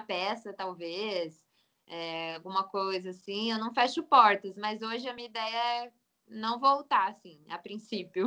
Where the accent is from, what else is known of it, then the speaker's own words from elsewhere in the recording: Pindamonhangaba, São Paulo, Brazil; also born or lived in Taubaté; Eu nasci em Taubaté, mas eu morei minha vida inteira quase em Pindamonhangaba, que fica uns 15 minutos de Taubaté, tudo ali Vale do Paraíba